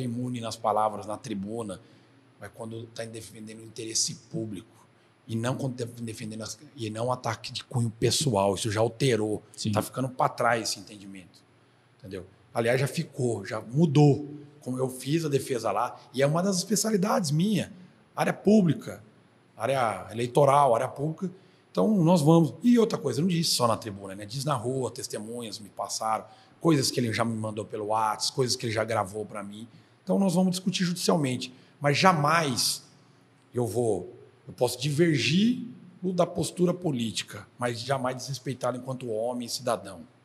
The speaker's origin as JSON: {"language": "Portuguese", "town": "Marília", "region": "São Paulo", "country": "Brazil", "tie": "born or raised there", "also_born_or_lived": "Lins", "said": "Sou nascido e criado em Marília"}